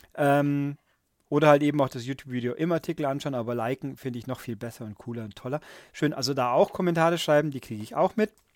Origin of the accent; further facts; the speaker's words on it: Germany; bei uns in Deutschland